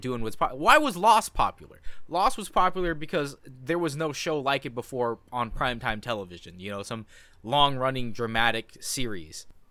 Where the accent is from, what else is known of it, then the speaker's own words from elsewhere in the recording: United States; I'm first generation born Asian American. My parents are immigrants.